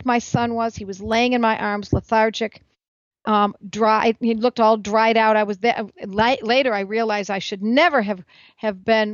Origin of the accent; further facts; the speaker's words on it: Buffalo, New York, United States; my hometown of Buffalo, New York